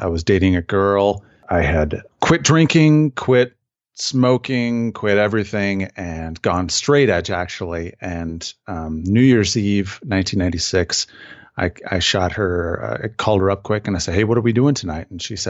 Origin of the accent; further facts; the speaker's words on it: Wisconsin, United States; Yeah. So I was born and raised in Southern Wisconsin.